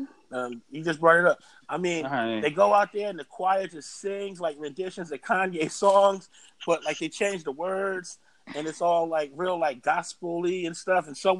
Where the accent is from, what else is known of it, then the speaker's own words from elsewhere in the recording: New Jersey, United States; we're from New Jersey.